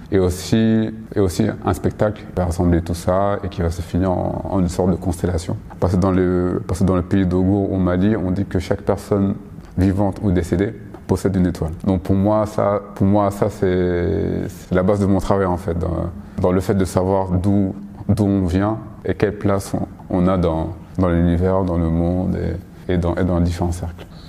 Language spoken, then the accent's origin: French; Paris, Île-de-France, France; je suis parisien d'origine euh, malienne